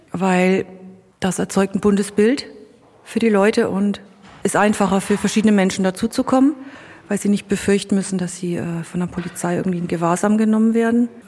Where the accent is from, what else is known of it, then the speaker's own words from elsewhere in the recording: Bavaria, Germany; Ich bin hier äh, in der Nähe von Immenreuth geboren. Also bin hier quasi in meine Heimat zurückgekommen